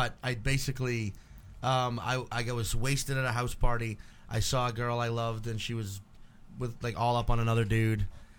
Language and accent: English; New Orleans, Louisiana, United States; Growing up in New Orleans and living here for so many years